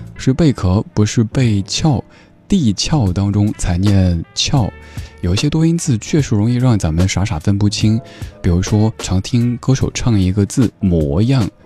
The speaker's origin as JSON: {"language": "Chinese", "region": "Southwest China", "country": "China", "said": "我一个西南人"}